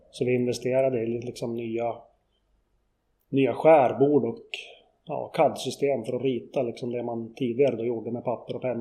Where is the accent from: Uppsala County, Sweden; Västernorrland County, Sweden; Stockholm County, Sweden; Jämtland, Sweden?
Jämtland, Sweden; Kluk; Jag är uppvuxen